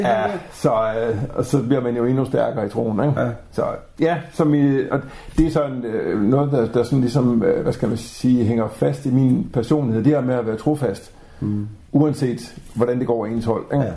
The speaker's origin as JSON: {"language": "Danish", "town": "Grenaa", "region": "Central Denmark Region", "country": "Denmark", "said": "lokalradio i Grenå, hvor jeg kommer fra"}